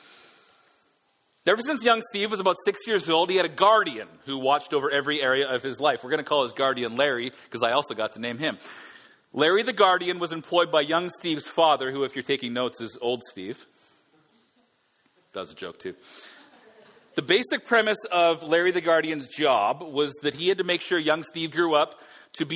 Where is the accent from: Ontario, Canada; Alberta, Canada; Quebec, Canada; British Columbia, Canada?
Alberta, Canada; now in Vancouver, Canada; Being Albertan